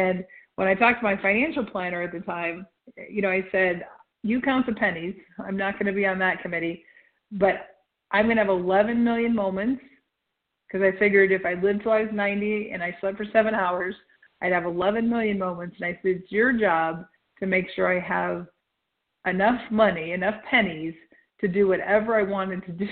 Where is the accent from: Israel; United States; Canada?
United States; Nebraska; I'm from Nebraska, so like 300 above sea level